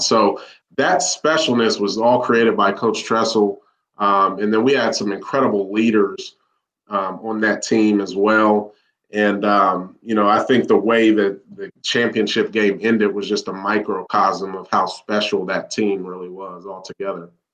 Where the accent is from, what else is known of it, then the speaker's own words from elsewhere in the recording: Columbus, Ohio, United States; born and raised in Columbus, Ohio